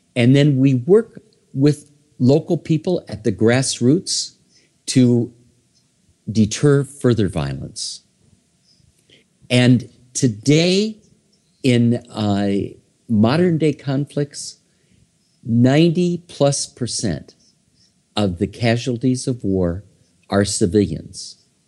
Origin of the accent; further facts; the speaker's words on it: Iowa, United States; also born or lived in Minnesota; now in New York City, United States; originally, I am from Iowa.